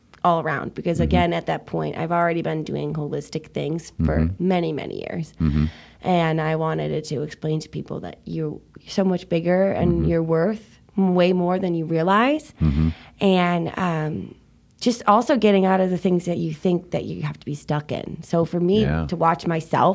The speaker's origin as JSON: {"language": "English", "town": "Milwaukee", "region": "Wisconsin", "country": "United States", "tie": "born or raised there", "moved": "as an adult", "said": "I was born and raised in Milwaukee, Wisconsin"}